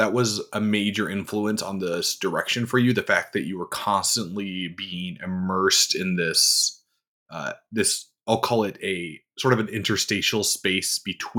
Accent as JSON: {"language": "English", "region": "North Dakota", "country": "United States", "tie": "born or raised there", "said": "So I grew up in North Dakota, which is very much winter and plains and bison and nothing, quite literally."}